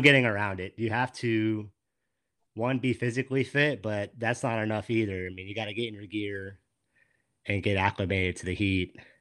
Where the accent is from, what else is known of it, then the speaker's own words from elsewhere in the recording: West Palm Beach, Florida, United States; moved away as an adult; now in Central Florida, United States; I grew up in West Palm